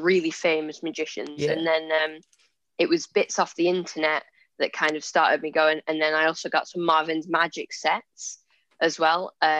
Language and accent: English; Lancashire, North West England, United Kingdom; I'm 14 years old and I'm a magician from Lancashire in England.